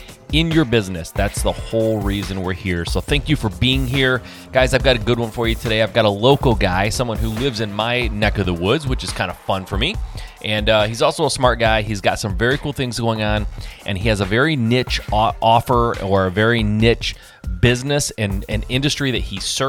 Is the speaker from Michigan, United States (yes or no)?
yes; Michigan, United States; I'm from Michigan.